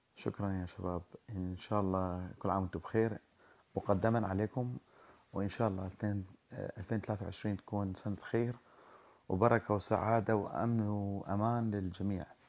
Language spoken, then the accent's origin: Arabic; Iraq; moved away as an adult; انا شخص عراقي الاصل آه، كنت آه، درست في العراق وفي الجامعه